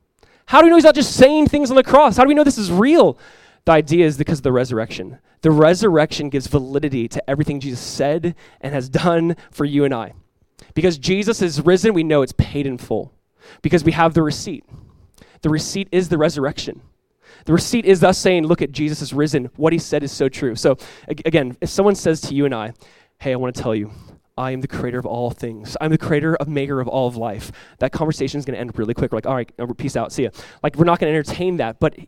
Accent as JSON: {"language": "English", "region": "California", "country": "United States", "said": "when I'm coming from Southern California here, I'm like, oh, not a lot of things look alike."}